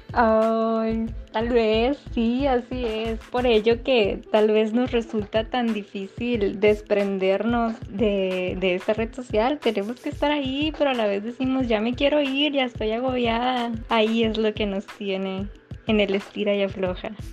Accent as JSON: {"language": "Spanish", "country": "Mexico", "said": "como sociedad mexicana creíamos normales"}